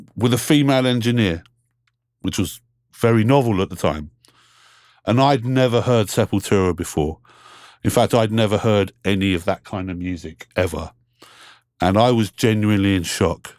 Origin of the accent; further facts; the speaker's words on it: London, United Kingdom; I grew up here in London, England. Been here my whole life